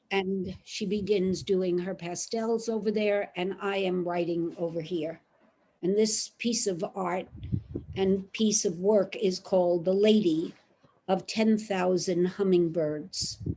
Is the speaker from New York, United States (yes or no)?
yes; Brooklyn, New York, United States; Holy shit, there, excuse me, I'm from Brooklyn.